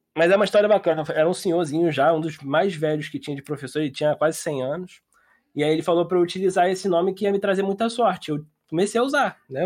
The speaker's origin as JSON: {"language": "Portuguese", "town": "Niterói", "region": "Rio de Janeiro", "country": "Brazil", "said": "E eu sou de Niterói"}